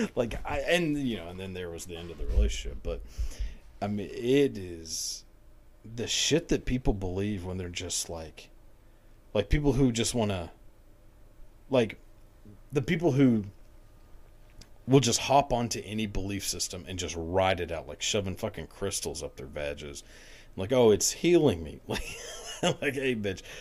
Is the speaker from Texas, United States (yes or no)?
yes; outside of Dallas, Texas, United States; I grew up outside of Dallas